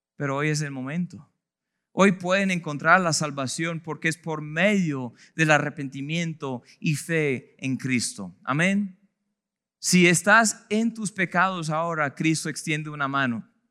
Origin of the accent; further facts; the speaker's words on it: United States; now in Colombia; mi país de procedencia, yo vengo de los Estados Unidos